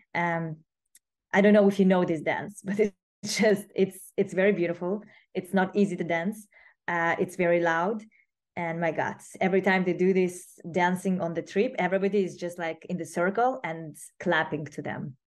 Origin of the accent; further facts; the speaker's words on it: Moscow, Russia; I was growing up in Moscow